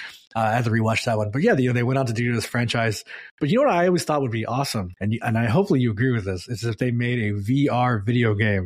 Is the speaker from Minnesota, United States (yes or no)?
no; California, United States; I mean, we're all from Silicon Valley.